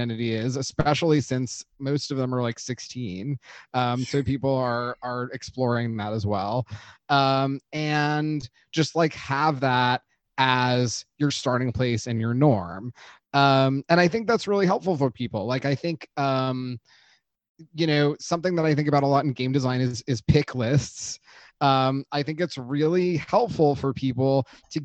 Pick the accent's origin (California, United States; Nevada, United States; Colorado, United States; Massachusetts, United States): California, United States; Los Angeles; my own teen experience in the 90s growing up in Los Angeles